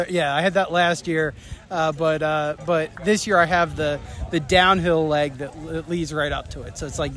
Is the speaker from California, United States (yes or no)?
no; Harleysville, Pennsylvania, United States; I'm from Harleysville, Pennsylvania, right outside of Lansdale